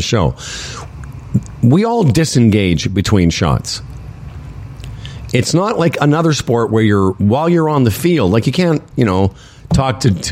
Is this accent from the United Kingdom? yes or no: no; Canada; we're from Canada.